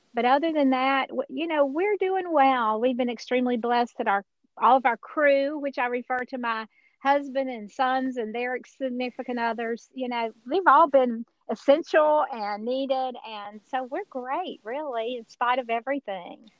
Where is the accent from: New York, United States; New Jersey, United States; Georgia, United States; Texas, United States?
Georgia, United States; accent: Georgia accent; I am a Georgia girl originally. I'm sure nobody can tell that from my accent.